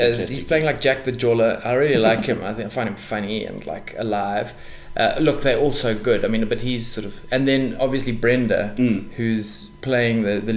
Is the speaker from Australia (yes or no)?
no; South Africa; we are old, we are South African